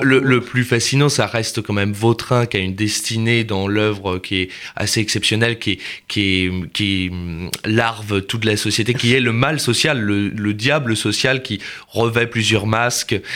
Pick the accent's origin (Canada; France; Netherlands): France; Nantes, Pays de la Loire; moved away; also born or lived in Paris; je viens de Nantes